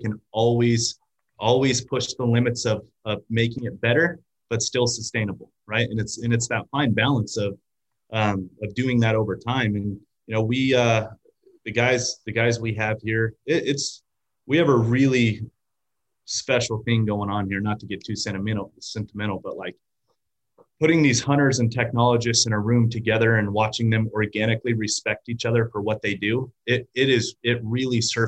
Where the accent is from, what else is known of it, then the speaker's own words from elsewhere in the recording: Las Vegas, Nevada, United States; I was born and raised in Las Vegas